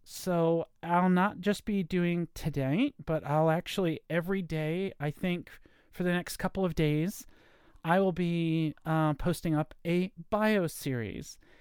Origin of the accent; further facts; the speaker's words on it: Virginia, United States; I was born in Virginia, grew up in a nice neighborhood.